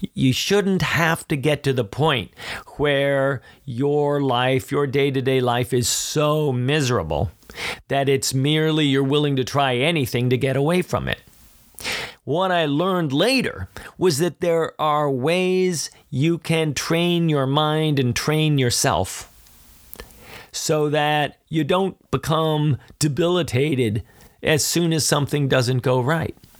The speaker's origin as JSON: {"language": "English", "town": "Philadelphia", "region": "Pennsylvania", "country": "United States", "said": "I'm from Philly"}